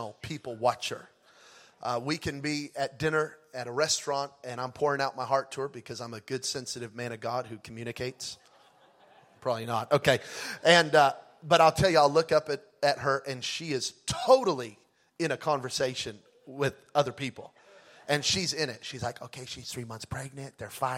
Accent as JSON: {"language": "English", "region": "California", "country": "United States", "said": "I'm from California."}